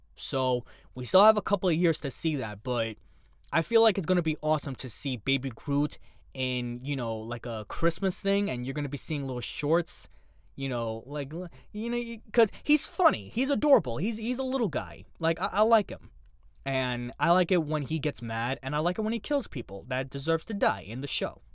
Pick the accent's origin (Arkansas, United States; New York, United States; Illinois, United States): New York, United States; New York City; within New York City, you know, cuz it's my hometown